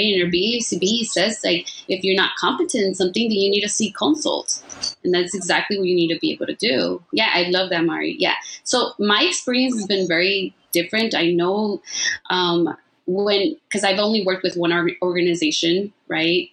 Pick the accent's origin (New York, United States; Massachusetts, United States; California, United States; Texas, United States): California, United States; Los Angeles; I grew up in South LA and I speak Spanglish